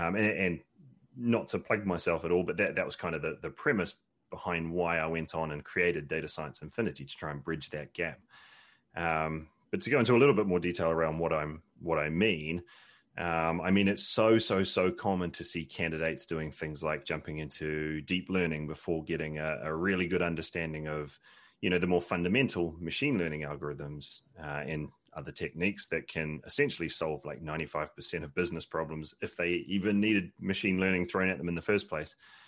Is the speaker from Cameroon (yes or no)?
no; New Zealand; moved away as an adult; now in United Kingdom; But yeah, no, I'm from New Zealand originally. So that's where most of the twang comes from. And then I've been in the UK for about 12 years now